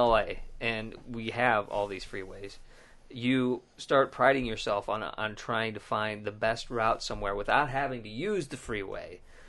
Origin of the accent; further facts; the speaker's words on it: California, United States; I'm a Californian.